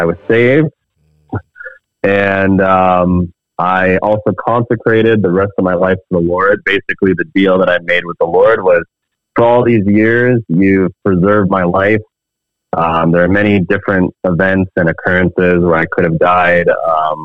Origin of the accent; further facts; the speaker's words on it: United States; moved away as an adult; now in Canada; I grew up in a Christian household in the States. I'm actually American. I immigrated to Canada 11 years ago